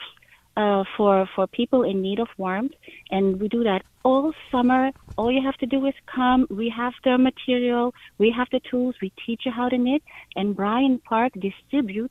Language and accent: English; Amsterdam, North Holland, Netherlands; moved away as an adult; now in New York, United States; I'm not from the U.S. I'm from Amsterdam, and I married a New Yorker